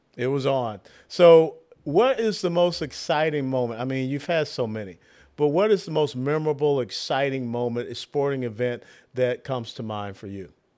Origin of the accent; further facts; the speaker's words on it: Atlanta, Georgia, United States; I'm from Atlanta